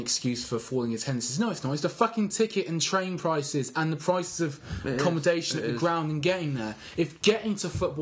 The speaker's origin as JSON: {"language": "English", "region": "London", "country": "United Kingdom", "tie": "born or raised there", "moved": "yes", "said": "I was born in London"}